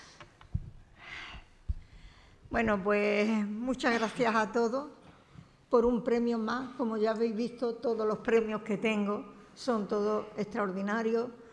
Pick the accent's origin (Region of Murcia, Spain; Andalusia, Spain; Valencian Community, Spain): Andalusia, Spain; Cartaya; tengo la hija predilecta de Cartaya, que es mi pueblo